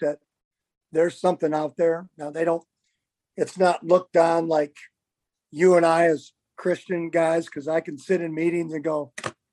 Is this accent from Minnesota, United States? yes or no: yes; Farmington, Minnesota, United States; I went in my hometown of Farmington, Minnesota